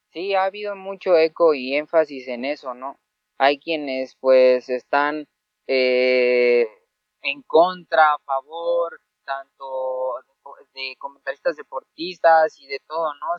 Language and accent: Spanish; Mexico; aquí en mi, en mi tierra